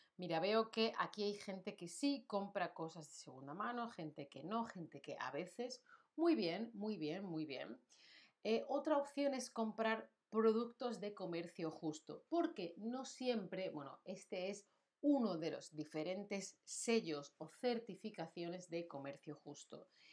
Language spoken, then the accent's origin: Spanish; Spain; now in Germany; yo vivo en Alemania, pero soy de España